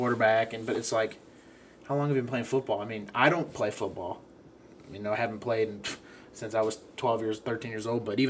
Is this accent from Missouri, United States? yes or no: yes; Missouri, United States; we're from Missouri.